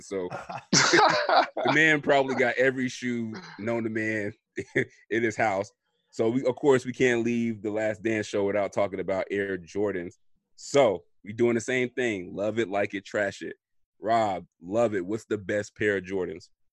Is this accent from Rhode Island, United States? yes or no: no; Florida, United States; when I was growing up, I know we are from Florida